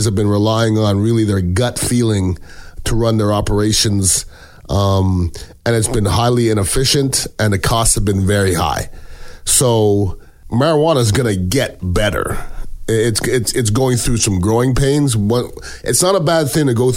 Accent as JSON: {"language": "English", "country": "Canada", "tie": "born or raised there", "moved": "yes", "lives_now": "United States", "said": "I am Canadian born, I am American citizen."}